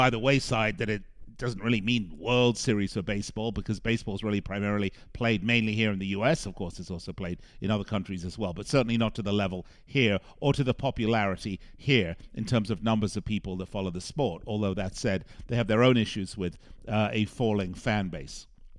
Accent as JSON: {"language": "English", "region": "England", "country": "United Kingdom", "tie": "born there", "said": "Well, first of all, I was born in England, so I'm entitled to be a bit of a Euro snob when it comes to my sport."}